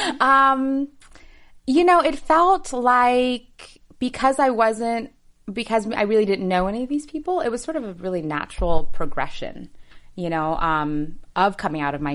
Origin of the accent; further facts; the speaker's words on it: Seattle, Washington, United States; first language English; I'm from Seattle originally